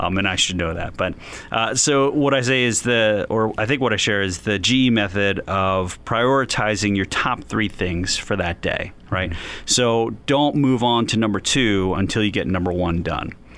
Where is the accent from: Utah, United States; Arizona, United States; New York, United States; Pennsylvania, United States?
Pennsylvania, United States; Philadelphia; now in North Canton, United States; I was born and raised in West Philadelphia